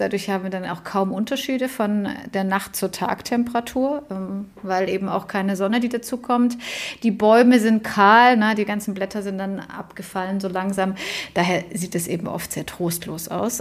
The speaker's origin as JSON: {"language": "German", "town": "Stuttgart", "region": "Baden-Württemberg", "country": "Germany", "tie": "born or raised there", "said": "in meiner Heimat Stuttgart"}